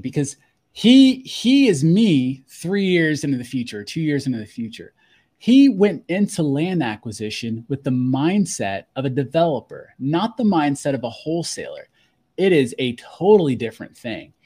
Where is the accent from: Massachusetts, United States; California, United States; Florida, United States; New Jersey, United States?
Florida, United States; Fort Walton Beach; I grew up in Fort Walton Beach, Florida